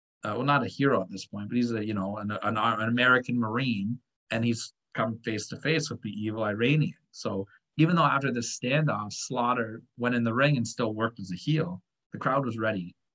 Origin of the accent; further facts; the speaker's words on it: Canada; I'm a Canadian guy